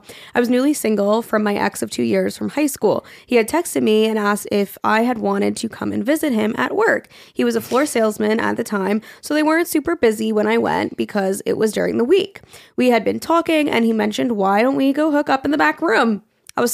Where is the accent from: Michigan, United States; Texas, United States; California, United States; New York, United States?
Texas, United States; I am from Texas. It's in a suburb south of Houston.